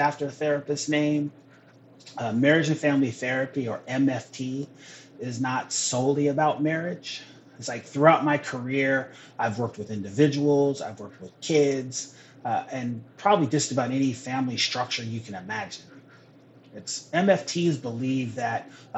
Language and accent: English; Renton, Washington, United States; also born or lived in Seattle / Tukwila; I'm a Northwest kid. I was born in Seattle, raised in Renton, currently live in Tukwila